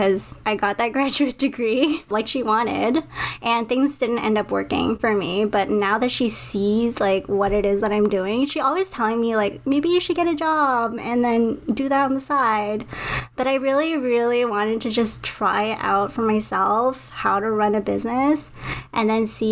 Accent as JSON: {"language": "English", "town": "Montreal", "region": "Quebec", "country": "Canada", "moved": "yes", "lives_now": "Toronto, Canada", "said": "I'm originally from Montreal. I'm in Toronto now"}